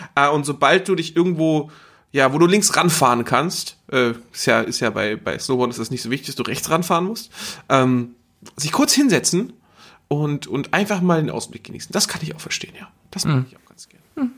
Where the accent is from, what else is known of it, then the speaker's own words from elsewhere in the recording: Geesthacht, Schleswig-Holstein, Germany; in Geestacht, wo ich herkomme